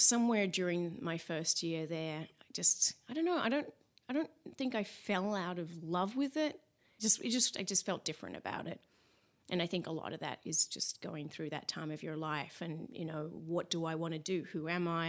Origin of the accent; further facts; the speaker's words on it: Mount Eliza, Victoria, Australia; accent: Aussie; also born or lived in Eltham; now in Los Angeles, United States; I was born in Eltham, and then we moved down to Mount Eliza, and I sort of started school down there.